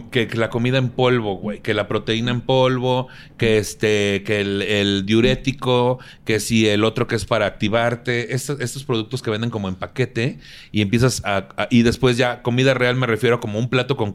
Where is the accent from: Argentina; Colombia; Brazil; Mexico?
Mexico; Tampico, Tamaulipas; moved away; Sí, allá, en mi tierra también. Allá, allá en Tampico